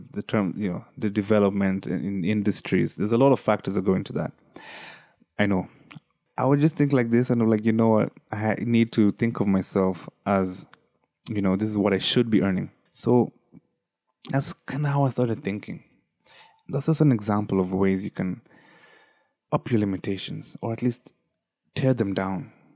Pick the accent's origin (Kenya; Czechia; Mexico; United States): Kenya; as a Kenyan, you know, as a third, third worldian